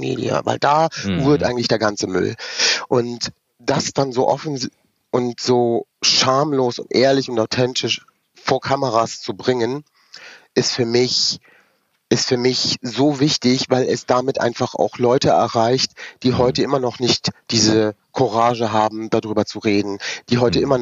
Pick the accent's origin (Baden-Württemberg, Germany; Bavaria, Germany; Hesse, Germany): Hesse, Germany; Rüsselsheim; born there; ich bin dann 1978 in Rüsselsheim geboren.